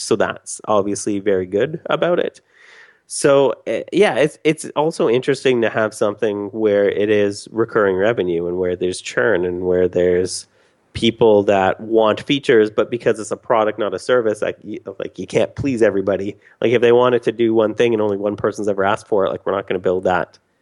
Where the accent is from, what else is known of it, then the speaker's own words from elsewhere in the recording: Canada; I'm Canadian